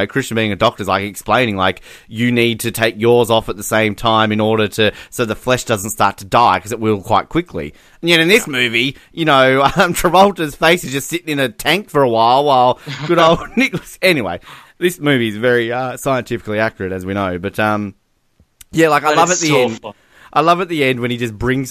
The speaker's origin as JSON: {"language": "English", "region": "Tasmania", "country": "Australia", "said": "I'm from Tasmania"}